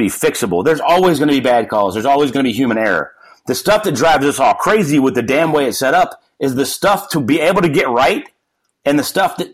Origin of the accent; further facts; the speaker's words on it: New Jersey, United States; that's how I grew up in New Jersey, playing wintertime in the snow